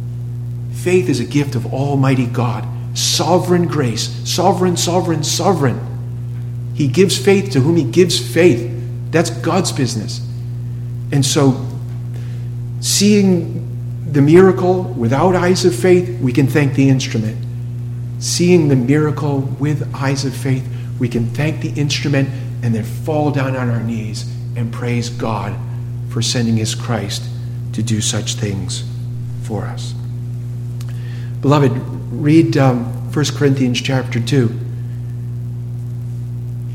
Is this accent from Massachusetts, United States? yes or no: yes; Cape Cod, Massachusetts, United States; I grew up on Cape Cod. Fishing. You clip your G at the end.